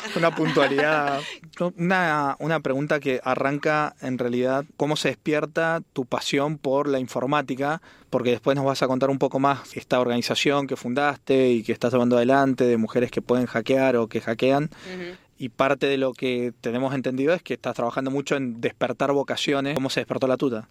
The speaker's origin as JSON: {"language": "Spanish", "region": "Mendoza", "country": "Argentina", "said": "soy de Mendoza"}